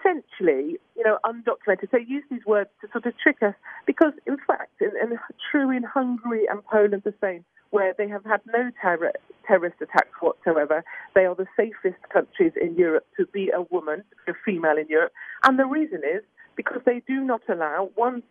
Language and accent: English; United Kingdom; I'm terribly British about these things